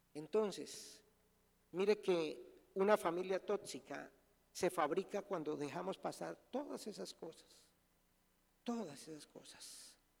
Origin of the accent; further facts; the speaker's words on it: Colombia; soy colombiano